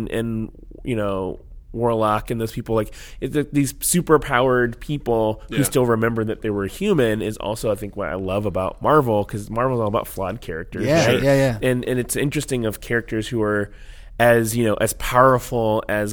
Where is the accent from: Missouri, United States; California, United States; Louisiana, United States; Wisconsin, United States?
Louisiana, United States; Cajun; I'm Cajun too. I'm Creole.